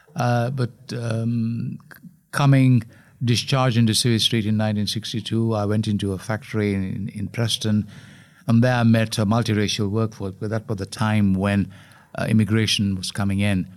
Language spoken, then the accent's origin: English; Colombo, Western Province, Sri Lanka; moved away; We grew up in Colombo